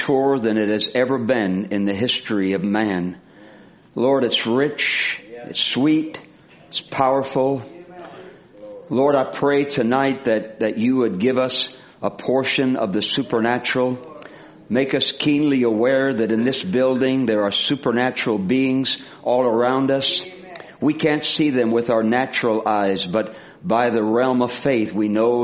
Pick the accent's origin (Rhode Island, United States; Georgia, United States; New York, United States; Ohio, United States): Rhode Island, United States; moved away; also born or lived in the South (US) / the West (US); I used to speak real fast when I was born up in Rhode Island, but I slowed down when I went down south and out west here.